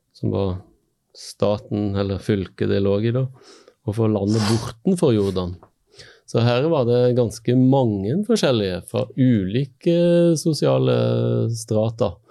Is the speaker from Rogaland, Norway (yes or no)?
yes; Stavanger, Rogaland, Norway; moved away as an adult; also born or lived in Bergen; now in Møre, Norway; har sjøl vokst opp i by. Sant? Jeg er fra Stavanger.